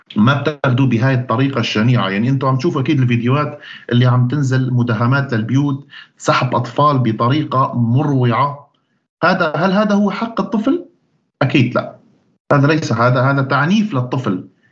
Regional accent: Syria; moved away as an adult; also born or lived in Sweden; أنا مواطن سوري

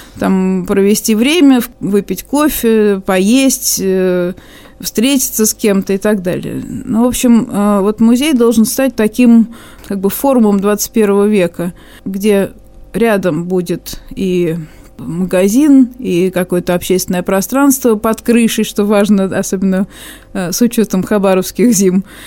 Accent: Moscow, Russia; moved away as an adult; now in Khabarovsk, Russia; начнем с Москвы, э, поскольку это все мой родной город

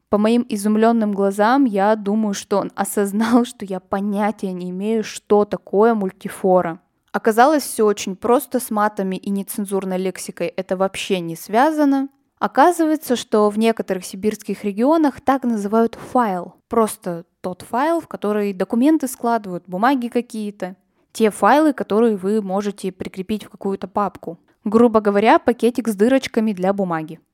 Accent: Kurgan, Kurgan Oblast, Russia; now in Saint Petersburg, Russia; я очень горжусь, что я родом из Кургана, я люблю свой родной город

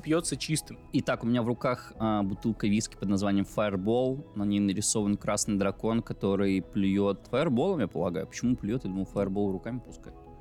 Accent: Belarus; first language Russian; moved away as an adult; now in Russia; я же белорус. Э, универ э, в котором я в итоге учился, прям приехал к нам в город

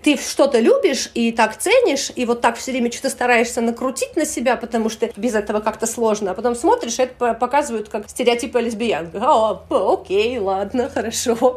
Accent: Samara, Samara Oblast, Russia; moved away as an adult; also born or lived in Moldova / Moscow, Russia; now in Saint Petersburg, Russia; Это Самара. Я выросла в Самаре

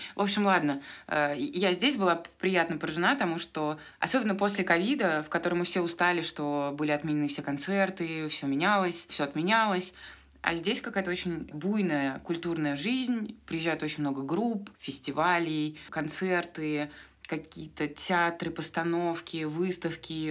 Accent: Moscow, Russia; moved away as an adult; also born or lived in Rome; now in Argentina; Я москвичка

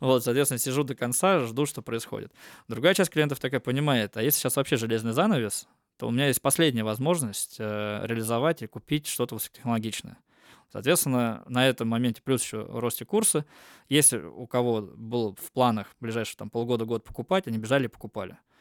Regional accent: Almaty, Kazakhstan; now in Russia; я в Казахстане родился, я там из Алматы

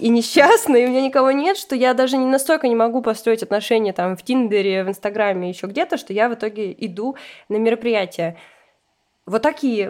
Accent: Russia; я сама россиянка

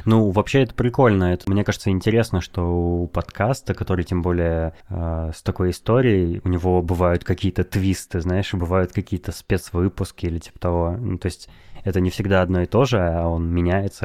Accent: Novosibirsk, Novosibirsk Oblast, Russia; я из Новосибирска

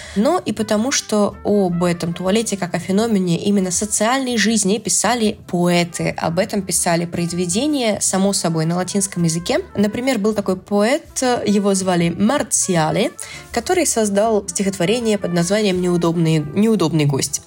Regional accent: Astrakhan, Astrakhan Oblast, Russia; в Астрахани мы говорим слово бабок вместо «косточка» от абрикоса, и где мы говорим э, «тутник» вместо э, «шелковица»

